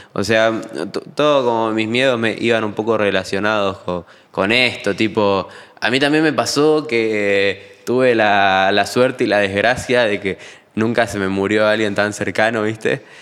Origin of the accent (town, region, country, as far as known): Argentina